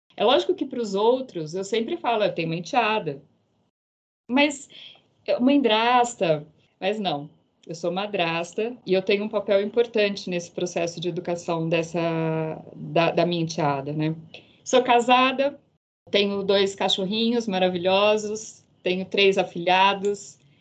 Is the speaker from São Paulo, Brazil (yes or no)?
yes; Campinas, São Paulo, Brazil; moved away as an adult; now in São Paulo, Brazil; Sou do interior de Campinas moro hoje em São Paulo